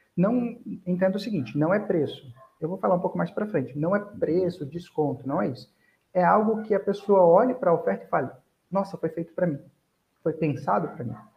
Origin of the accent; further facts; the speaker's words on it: Armação dos Búzios, Rio de Janeiro, Brazil; also born or lived in Goiânia; Eu nasci em Goiânia, mas cresci, passei toda a minha vida praticamente em Búzios, no Rio de Janeiro